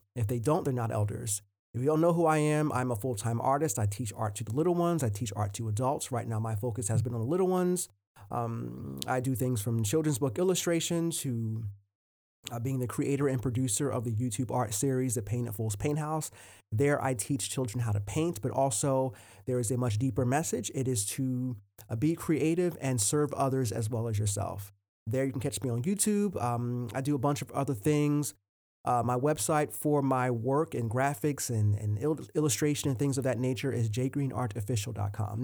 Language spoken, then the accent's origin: English; Willingboro, New Jersey, United States; also born or lived in Port Richmond, Philadelphia, Pennsylvania; I was born in Port Richmond, Philadelphia, um, and then a, at about age four, I moved to Willingboro, New Jersey, and that's a, that's the suburbs.